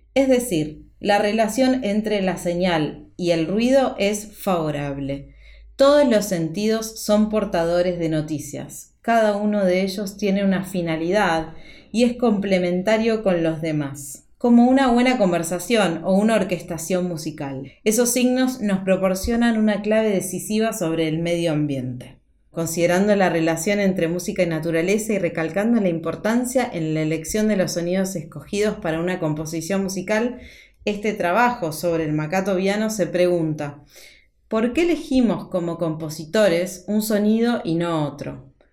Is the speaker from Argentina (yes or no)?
yes; Argentina; also born or lived in Buenos Aires; como argentina en Buenos Aires, donde vivo